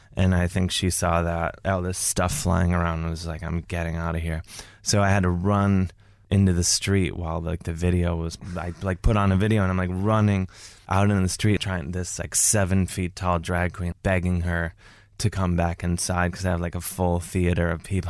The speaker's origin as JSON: {"language": "English", "town": "Cleveland", "region": "Ohio", "country": "United States", "moved": "yes", "lives_now": "New York, United States", "said": "I'm from Cleveland, Ohio."}